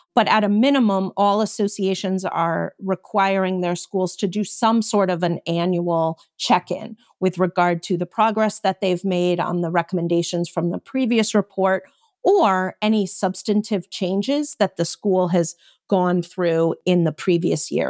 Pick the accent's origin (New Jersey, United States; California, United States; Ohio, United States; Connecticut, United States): Connecticut, United States; I grew up in Connecticut